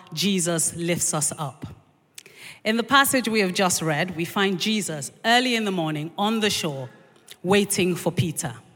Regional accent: Nigeria; now in London, United Kingdom; I grew up in, in this country until I was four, and then we moved to Nigeria.

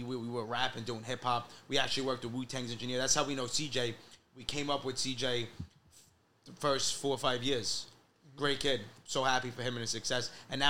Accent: New York City, New York, United States; We're from South Shore, Huguenot.

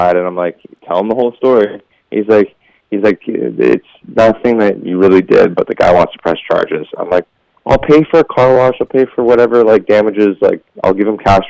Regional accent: Las Vegas, Nevada, United States; We grew up in Vegas

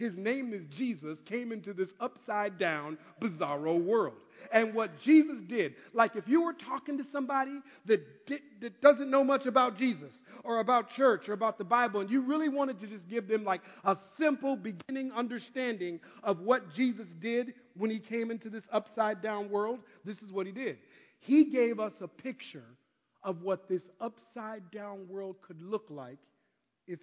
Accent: Minneapolis, Minnesota, United States; now in California, United States; I'm originally from Minneapolis, Minnesota. But because of the winters, I now live in California. But when I was a kid growing up in Minneapolis

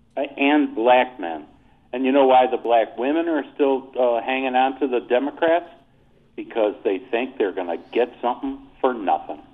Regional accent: New York, United States; now in Thornton, United States; I'm not from Iowa, you know, I'm from New York State

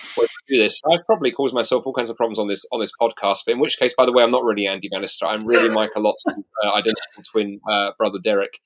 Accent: United Kingdom; British Christians

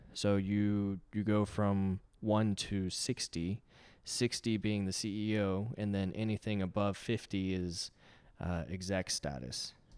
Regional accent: Concord, California, United States; born there; also born or lived in Brussels, Belgium / Paris, France / Brisbane, Australia / Abu Dhabi, United Arab Emirates; I was born in Concord, California, and since then I've moved 14 different times across 4 different countries, and let's say that the United States is the 5th country.

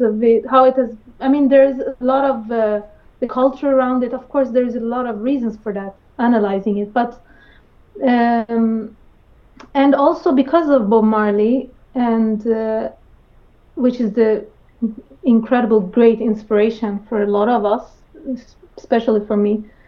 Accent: Sweden; growing up in Sweden

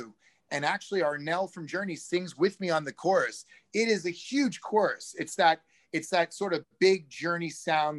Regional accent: Maine, United States; now in Hollywood, United States; I'm from Maine.

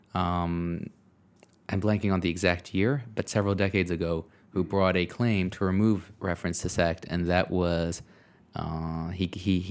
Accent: Beirut, Beirut Governorate, Lebanon; now in New York, United States; I'm from Beirut

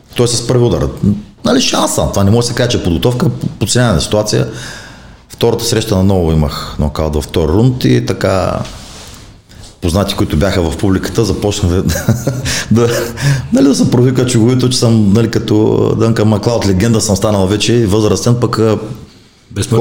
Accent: Burgas, Burgas Province, Bulgaria; в родния ми град Бургас

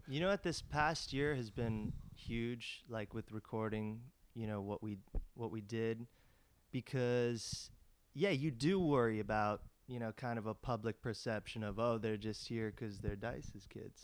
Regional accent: Los Angeles, California, United States; me and Max grew up in L

